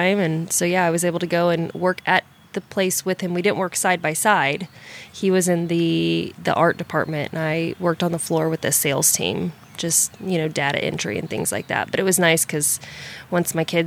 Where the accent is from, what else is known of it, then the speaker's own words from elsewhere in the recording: Kansas City, Missouri, United States; moved away; also born or lived in Texas; I'm actually from Kansas City, Missouri